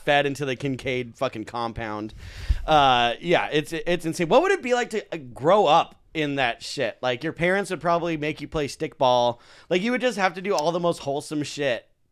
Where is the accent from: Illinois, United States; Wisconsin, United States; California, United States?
California, United States; Santa Clarita; my hometown, Santa Clarita